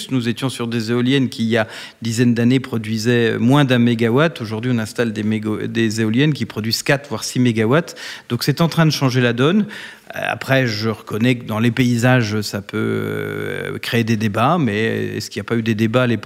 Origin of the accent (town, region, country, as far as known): Bourgogne-Franche-Comté, France; now in Paris, France